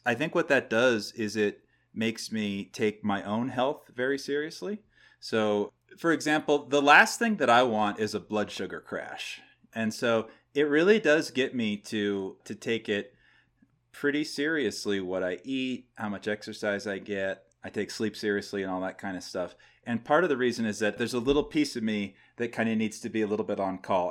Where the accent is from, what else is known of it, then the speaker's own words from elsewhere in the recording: New Hampshire, United States; moved away as an adult; also born or lived in Los Angeles, California; now in Northern California, United States; I grew up in New Hampshire. I now live in California, Northern California.